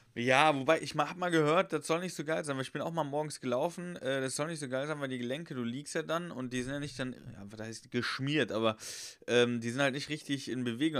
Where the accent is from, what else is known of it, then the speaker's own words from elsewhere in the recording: Westerwald, Rhineland-Palatinate, Germany; also born or lived in Heidelberg; now in Cologne, Germany; ich wohne ja in Köln mittlerweile, also schon länger. Ja. Und ja. ich habe ja auch in Heidelberg gewohnt und ich komme ursprünglich aus dem Westerwald